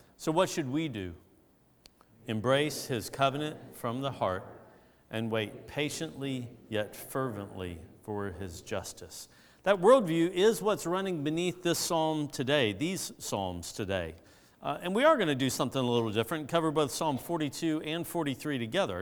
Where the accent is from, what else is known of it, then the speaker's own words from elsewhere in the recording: Augusta, Georgia, United States; where I grew up in Augusta